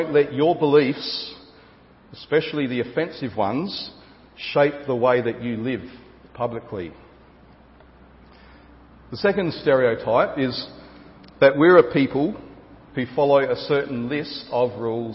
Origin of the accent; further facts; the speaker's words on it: Gawler, South Australia, Australia; of Gawler, my hometown